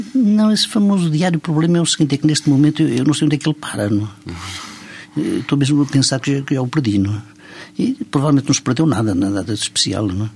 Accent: São Pedro do Rio Seco, Centro, Portugal; now in France; eu nasci no distrito da Guarda, realmente numa aldeia do distrito da Guarda chamada São Pedro do Rio Seco, que se encontra entre Vila Formoso e Almeida

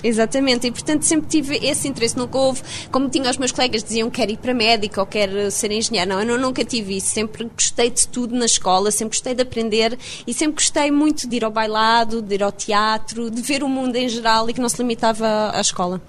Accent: Portugal; moved away as an adult; also born or lived in Leiden, Netherlands; now in London, United Kingdom; não interessa se sou portuguesa

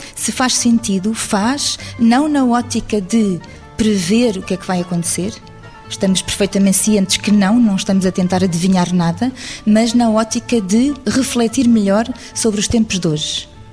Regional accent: Lisbon, Portugal; como eu, Alfacinha de Gema

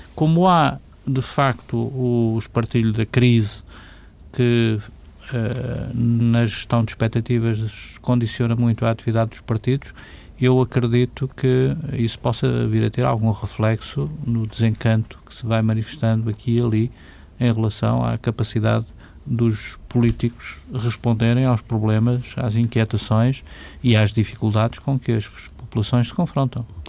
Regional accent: Portugal

